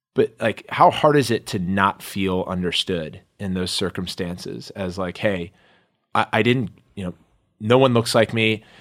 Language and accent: English; Maryland, United States; growing up in Maryland and having played in Montgomery County in the public school system